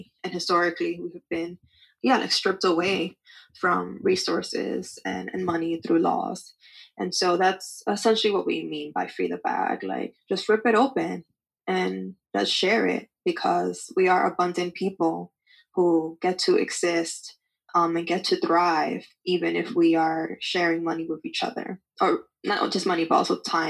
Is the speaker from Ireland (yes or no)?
no; Dominican Republic; so that I can invest that money into buying land in my home country of the Dominican Republic.